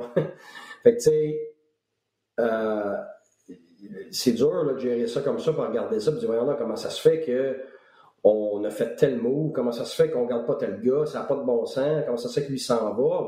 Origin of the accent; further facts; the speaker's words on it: Quebec, Canada; moved away as an adult; also born or lived in Tampa; ça fait 12 ans que je suis parti du Québec